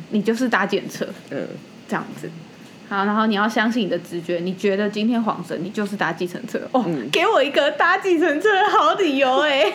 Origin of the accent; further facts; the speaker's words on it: Taipei, Taiwan; 因为身为一个台北人，就是住在那种小小的公寓里面